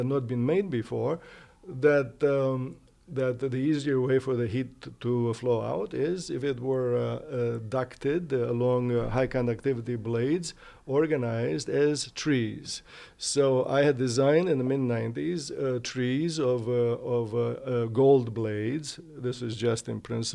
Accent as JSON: {"language": "English", "country": "Romania", "tie": "born or raised there", "moved": "yes", "said": "I grew up in the Delta"}